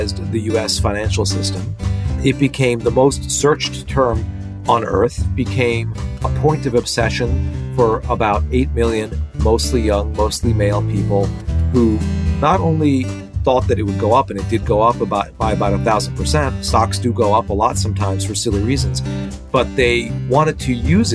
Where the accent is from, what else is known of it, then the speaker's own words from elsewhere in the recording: New York City, New York, United States; I grew up in New York City